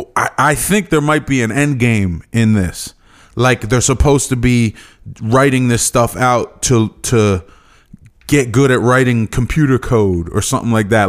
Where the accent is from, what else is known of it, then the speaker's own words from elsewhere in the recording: East Stroudsburg, Pennsylvania, United States; I was from East Stroudsburg